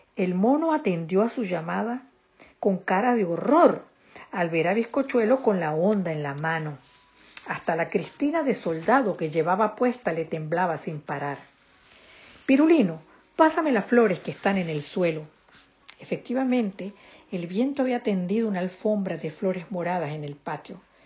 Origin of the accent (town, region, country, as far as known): Venezuela